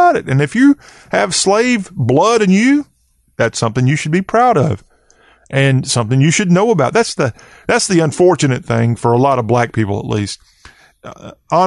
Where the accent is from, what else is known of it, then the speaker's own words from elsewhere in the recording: the South, United States; I'm a Southerner. I'm a proud Southerner